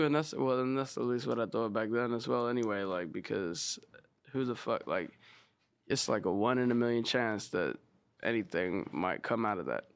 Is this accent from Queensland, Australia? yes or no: no; Sydney, New South Wales, Australia; moved away as an adult; also born or lived in South Australia; now in Los Angeles, United States; I was born in Sydney, and then when I was maybe like seven or eight, I moved out to like a small country town